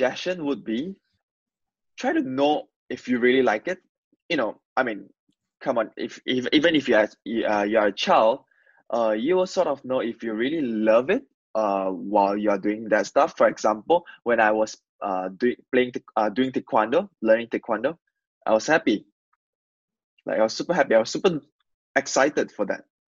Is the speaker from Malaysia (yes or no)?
yes; Malaysia; English is a second language; moved away as an adult; now in United Kingdom; I'm from this rural area of Malaysia, where people don't really speak English. Most of our language communication medium will be Mandarin or Malay.